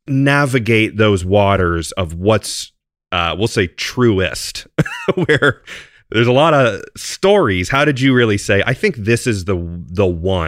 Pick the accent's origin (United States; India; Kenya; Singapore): United States; I say this as an American, but sometimes the history of the drum kit, it gets kind of Americanized, even on my show as an American guy